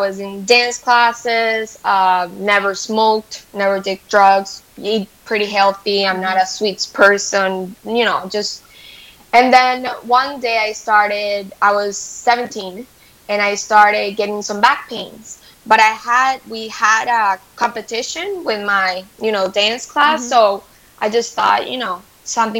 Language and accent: English; Venezuela; moved away; I'm from Venezuela. Yeah. I grew up my whole life in Venezuela